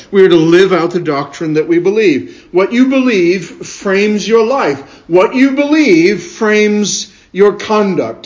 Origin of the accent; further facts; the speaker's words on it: United States; I was born and raised in America